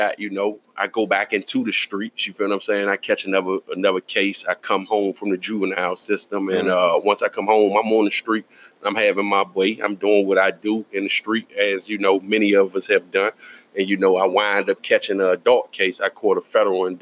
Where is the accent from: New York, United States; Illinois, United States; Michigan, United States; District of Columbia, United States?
District of Columbia, United States; Washington; I was born and raised in Northwest, right? And I was there pretty much my whole life.